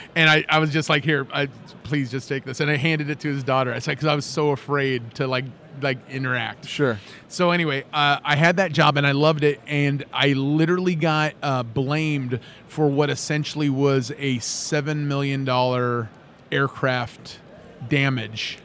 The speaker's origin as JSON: {"language": "English", "town": "Los Angeles", "region": "California", "country": "United States", "also_born_or_lived": "Phoenix", "moved": "as an adult", "lives_now": "Lafayette, United States", "said": "I'm from Los Angeles. I spent about three and a half years in Phoenix and then ended up in Louisiana"}